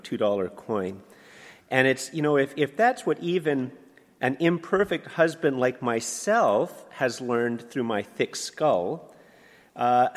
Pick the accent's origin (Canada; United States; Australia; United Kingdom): Canada; I'm a Canadian